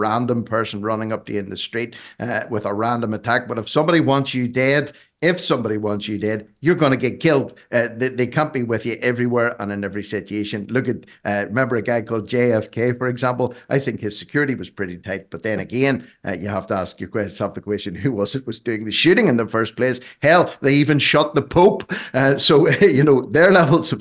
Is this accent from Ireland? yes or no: yes; Ireland; I'm Irish